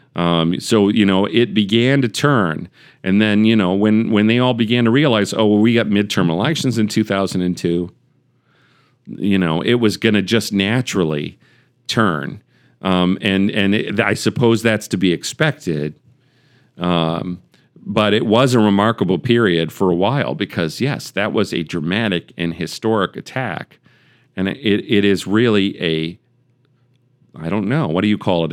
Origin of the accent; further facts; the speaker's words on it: United States; as an American